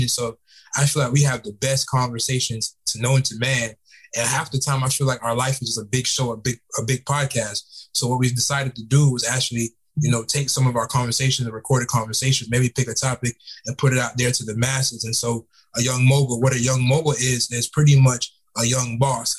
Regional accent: Fort Lauderdale, Florida, United States; also born or lived in Tampa, Florida; now in Atlanta, United States; I'm from South Florida. I'm from Fort Lauderdale, Florida.

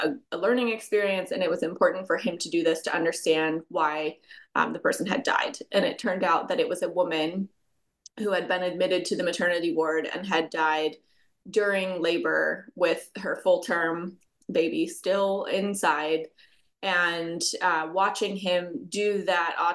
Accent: United States; my home country of the United States

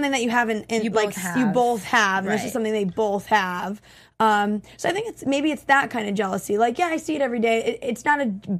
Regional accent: Connecticut, United States

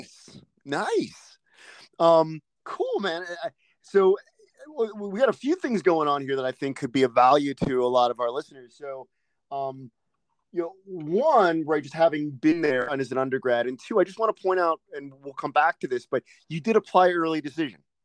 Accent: East Coast, United States; now in California, United States; I'm from I'm from the East Coast as well

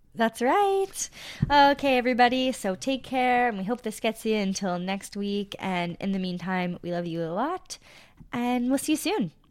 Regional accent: Sudbury, Ontario, Canada; I'm from Sudbury

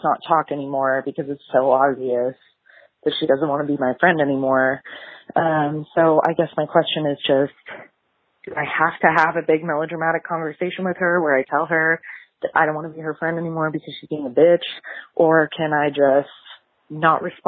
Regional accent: Oklahoma, United States; I am from Oklahoma, and I'm 23.

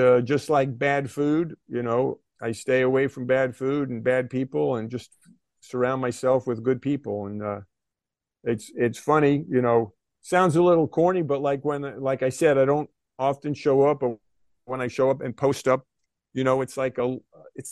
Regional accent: White Plains, New York, United States; growing up in White Plains, New York in the 1970s

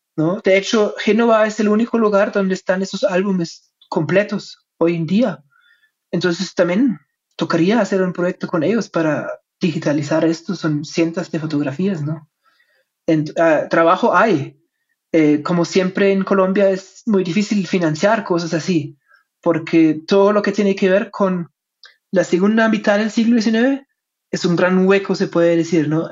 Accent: Germany; Spanish is a second language; moved away; como soy alemán, mi español no es perfecto

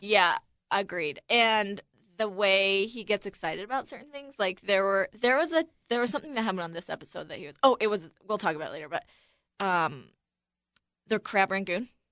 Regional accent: Buffalo, New York, United States; I grew up in Buffalo, so it's kinda close to Midwest, but not really.

